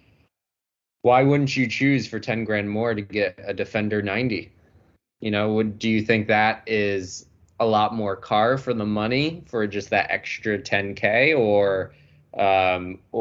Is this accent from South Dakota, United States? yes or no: no; Connecticut, United States; growing up in Connecticut